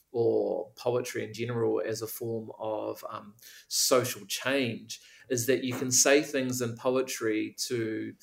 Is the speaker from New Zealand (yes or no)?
yes; Auckland, New Zealand; I was brought up in Tāmaki Makaurau